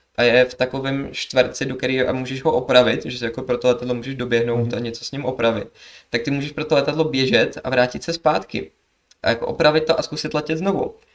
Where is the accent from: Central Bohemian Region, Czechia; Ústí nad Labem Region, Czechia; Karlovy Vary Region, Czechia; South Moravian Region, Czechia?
Karlovy Vary Region, Czechia; Sokolov; also born or lived in Kynšperk nad Ohří / Plzeň; já jsem z Kinšperka na to hří, ale hlavně jsem tady byl v Sokolově, že, že mám tu tátu, chodil jsem tu do školy a všechno takhle